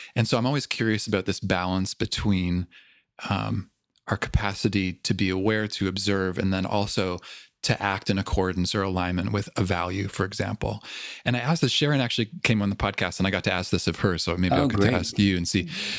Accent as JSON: {"language": "English", "town": "Toronto", "region": "Ontario", "country": "Canada", "tie": "born or raised there", "accent": "Toronto", "moved": "yes", "said": "I grew up in Toronto."}